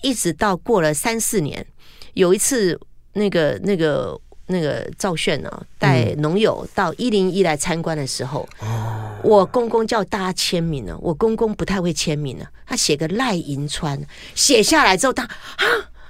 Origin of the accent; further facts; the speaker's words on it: Changhua County, Taiwan; 可是因为我是彰化人呐、啊，